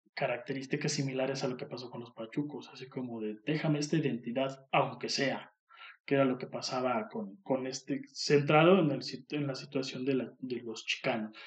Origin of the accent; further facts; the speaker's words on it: Mexico; aquí en México seamos también muy así, muy cagones uno con el otro